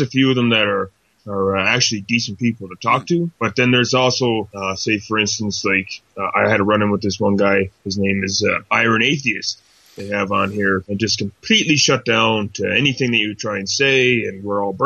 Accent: Nova Scotia, Canada; now in Calgary, Canada; I'm from originally from Nova Scotia, Canada.

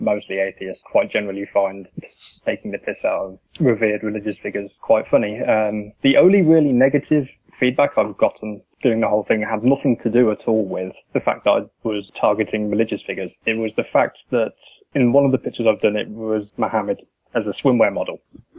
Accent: United Kingdom; being British

